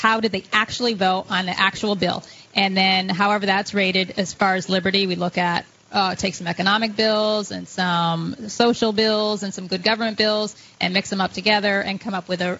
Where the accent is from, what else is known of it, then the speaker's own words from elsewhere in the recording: Connecticut, United States; moved away as an adult; now in New Hampshire, United States; I grew up in Connecticut. I moved here in 2004.